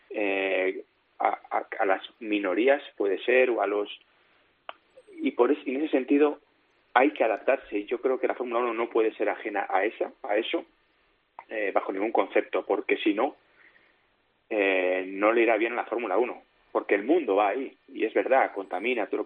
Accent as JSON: {"language": "Spanish", "town": "Valladolid", "region": "Castile and León", "country": "Spain", "tie": "born or raised there", "said": "yo soy de Valladolid, es decir, yo no he nacido en una gran ciudad súper cosmopolita"}